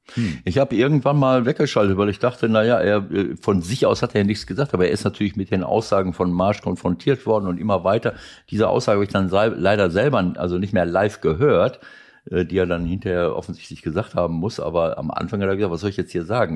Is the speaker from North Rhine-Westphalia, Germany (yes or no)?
yes; Mönchengladbach, North Rhine-Westphalia, Germany; für meine Heimatstadt